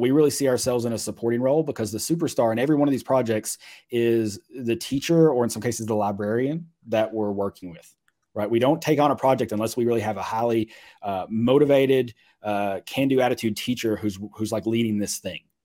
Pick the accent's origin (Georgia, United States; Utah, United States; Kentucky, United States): Kentucky, United States; Mayfield; moved away; I was born there, grew up there